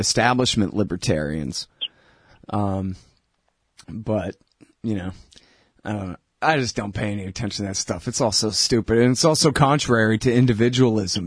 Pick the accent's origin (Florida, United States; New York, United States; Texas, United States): Texas, United States; Austin; I'm from Texas